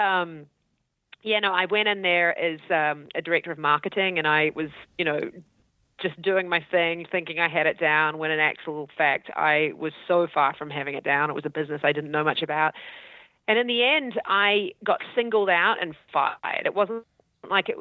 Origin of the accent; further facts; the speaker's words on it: New Zealand; accent: Kiwi; also born or lived in Auckland / Christchurch; I'm from New Zealand.